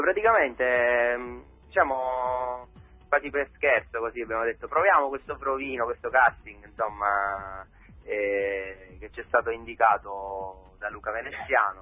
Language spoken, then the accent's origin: Italian; Ragusa, Sicily, Italy; io e Giovanni Dallò siamo di Ragusa